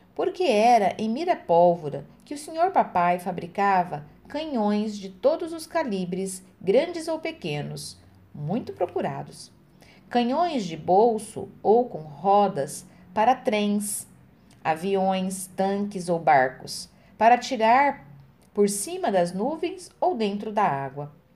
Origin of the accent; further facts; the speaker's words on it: Francisco Alves, Paraná, Brazil; Eu nasci em Francisco Alves